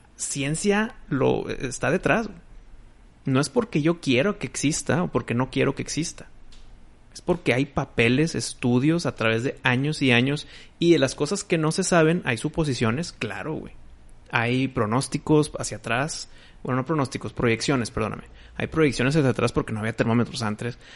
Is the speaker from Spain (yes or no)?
no; Mexico; mi voto como mexicano